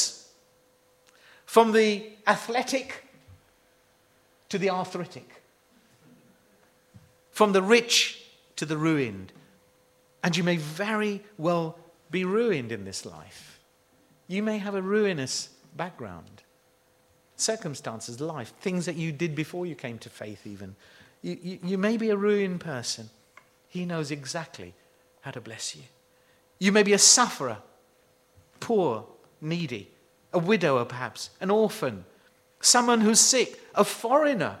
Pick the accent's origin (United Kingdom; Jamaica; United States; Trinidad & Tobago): United Kingdom; we're frightfully British